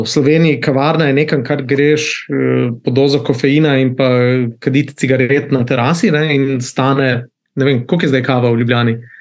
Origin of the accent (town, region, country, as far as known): Slovenia; moved away as an adult; also born or lived in Netherlands / Switzerland; now in South Korea